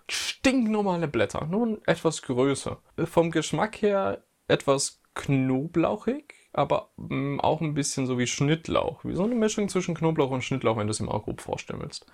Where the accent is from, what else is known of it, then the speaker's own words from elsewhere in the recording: Germany; ich bin auch ein Deutscher